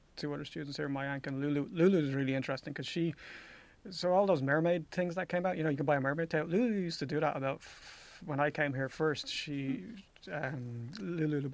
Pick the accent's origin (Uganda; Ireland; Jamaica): Ireland; I'm from Ireland